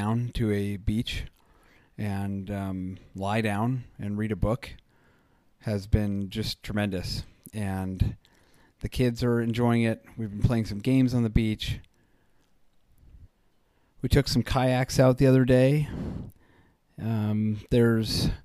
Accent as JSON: {"language": "English", "area": "Jersey Shore", "region": "New Jersey", "country": "United States", "tie": "born or raised there", "also_born_or_lived": "Colorado", "moved": "yes", "said": "what I grew up with on the Jersey Shore"}